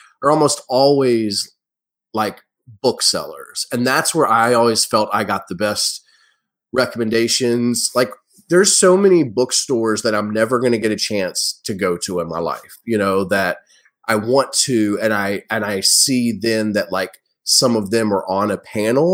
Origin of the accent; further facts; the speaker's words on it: United States; being an American